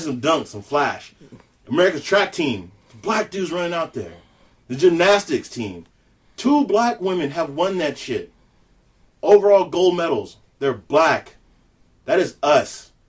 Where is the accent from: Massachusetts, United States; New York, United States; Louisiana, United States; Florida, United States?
Louisiana, United States; I am born and raised in Louisiana, the boot.